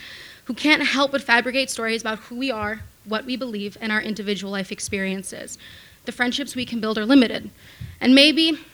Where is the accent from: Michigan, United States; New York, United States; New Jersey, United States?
New York, United States; New York City; I was born and raised in Manhattan by my fairly liberal grandmother